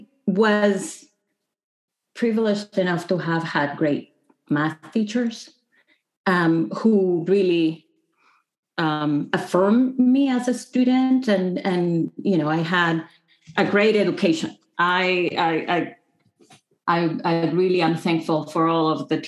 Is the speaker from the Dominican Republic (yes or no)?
yes; Dominican Republic; moved away as an adult; also born or lived in Vancouver, Canada; now in Michigan, United States; I grew up in the Dominican Republic, which is a little country.